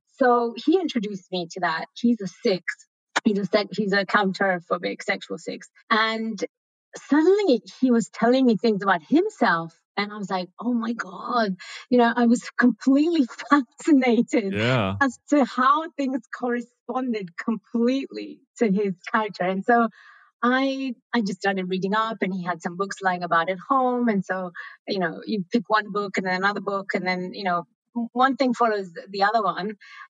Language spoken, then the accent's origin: English; Italy; English is a second language; now in Lausanne, Switzerland; So originally I'm from Italy, I live in Switzerland, but I've traveled a lot during my youth, you know, 3 years here, 2 years there, 1 year here and another year there, until we finally arrived in Switzerland.